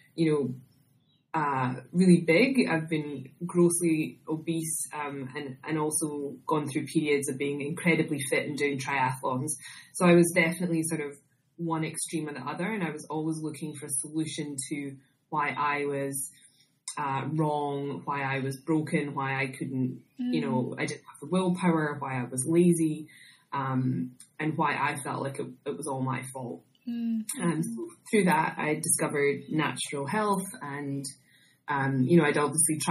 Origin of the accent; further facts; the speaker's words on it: Scotland, United Kingdom; moved away as an adult; also born or lived in Bermuda / Australia; I'm originally from Scotland, if you can't tell from my accent